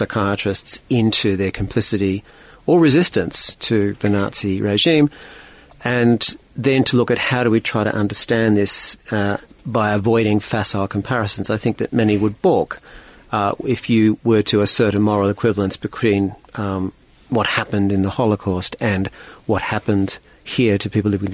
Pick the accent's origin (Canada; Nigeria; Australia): Australia; as an Australian